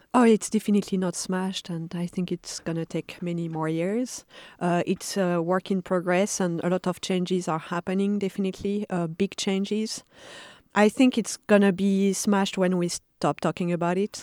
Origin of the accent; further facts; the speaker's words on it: Paris, Île-de-France, France; moved away; I was born in Paris, and I, uh, mostly grew up, uh, in the suburbs